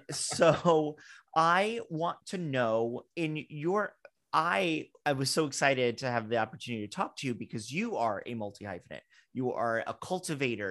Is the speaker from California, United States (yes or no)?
no; Fort Lauderdale, Florida, United States; I'm from Fort Lauderdale